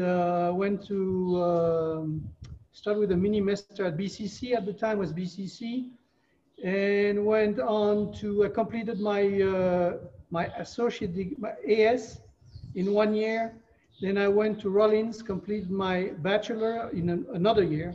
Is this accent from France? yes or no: yes; France; moved away as an adult; also born or lived in Brevard County, Florida; now in Florida, United States; I moved from France when I was 24 years old.